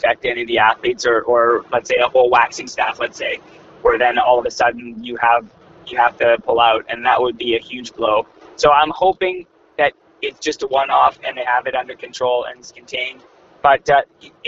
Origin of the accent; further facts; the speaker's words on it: Canada; I'm a Canadian